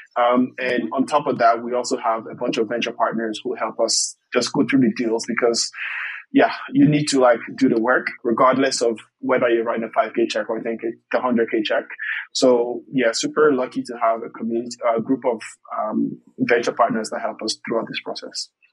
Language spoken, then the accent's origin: English; Togo; moved away as an adult; also born or lived in Ireland; I'm from Togo originally, uh, born and raised